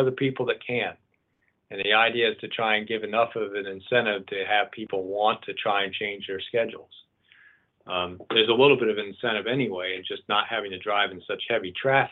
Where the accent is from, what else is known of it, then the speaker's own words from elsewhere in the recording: East Coast, United States; now in Lane County, Oregon, United States; I'm from the East Coast, and I grew up with toll roads